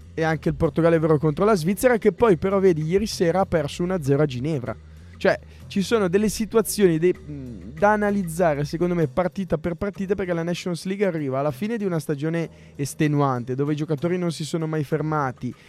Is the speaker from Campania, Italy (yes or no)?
no; Recco, Liguria, Italy; a Recco, nel mio paese c'è una chiesa di Sant'Antonio